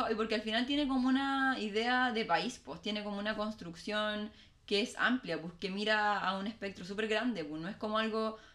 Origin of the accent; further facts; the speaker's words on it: Valparaíso, Chile; born there; Además, alcalde de Valpo, de mi ciudad natal.